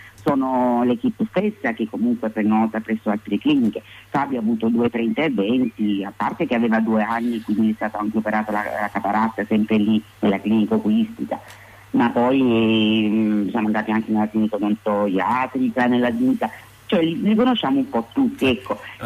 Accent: province of Taranto, Apulia, Italy; Noi consideri che abitiamo in Puglia, quindi noi veniamo dalla provincia di Taranto

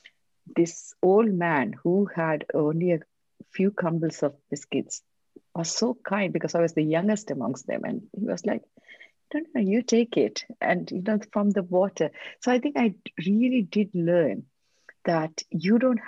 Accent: Sri Lanka; English is a second language; also born or lived in Bangalore, India; now in United Kingdom; I am from Sri Lanka. As a child, I grew up there in a war zone

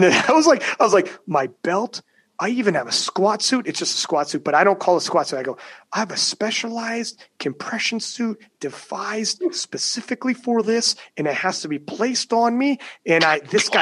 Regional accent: Canada; I'm Canadian.

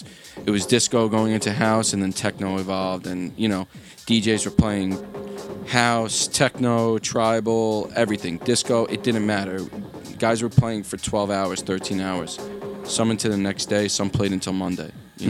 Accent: New York, United States; now in New Jersey, United States; I'm originally from New York, and now I live in New Jersey

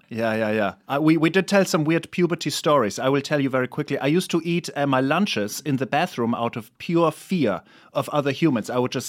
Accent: Erlangen, Bavaria, Germany; now in United States; In Germany, yeah, in a small town called Erlangen.

